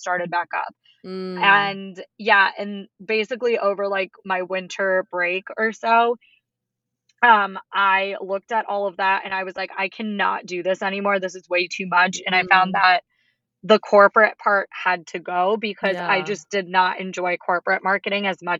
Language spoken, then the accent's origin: English; Baltimore, Maryland, United States; I am from the Baltimore, D.C. area